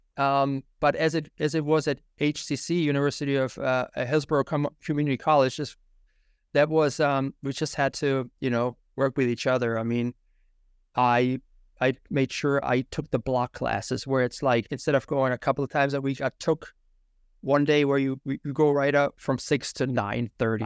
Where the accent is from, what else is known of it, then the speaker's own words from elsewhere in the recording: Germany; English is a second language; moved away as an adult; also born or lived in Tampa, Florida; now in United States; I was born and raised in Germany